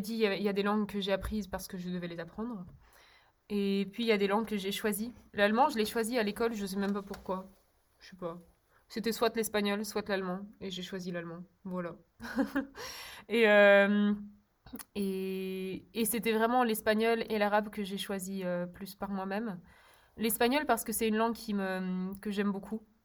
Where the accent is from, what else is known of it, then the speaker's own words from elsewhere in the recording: Brussels, Brussels-Capital Region, Belgium; first language Czech; French is a second language; also born or lived in Berlin, Germany / Czech Republic; J'ai grandi à Bruxelles, en Belgique